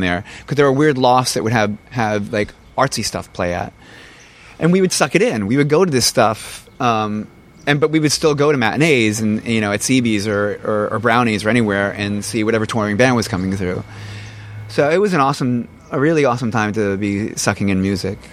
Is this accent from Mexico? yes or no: no; New Jersey, United States; I'm from from Jersey